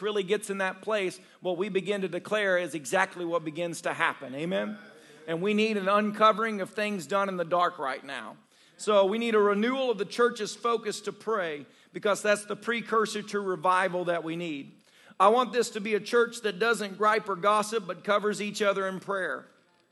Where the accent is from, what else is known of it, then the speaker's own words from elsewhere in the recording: the South, United States; I grew up in the South